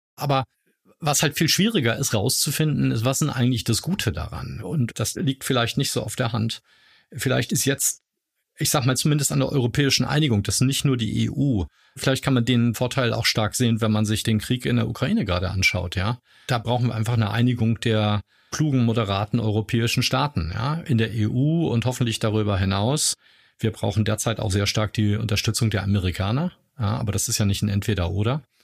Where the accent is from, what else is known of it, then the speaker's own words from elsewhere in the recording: Hamburg, Germany; moved away as an adult; now in Heidelberg, Germany; Hamburger, lebe aber jetzt schon seit ganz vielen Jahren in Heidelberg